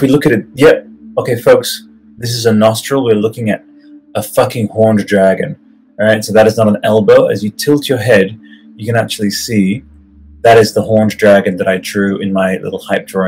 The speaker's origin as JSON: {"language": "English", "country": "Italy", "tie": "born or raised there", "said": "I grew up in Italy, surrounded by, like, dusty medieval fucking carpets"}